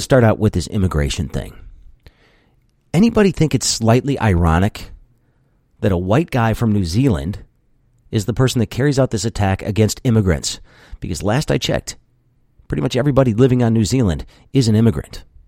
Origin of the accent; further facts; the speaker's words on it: United States; I'm an American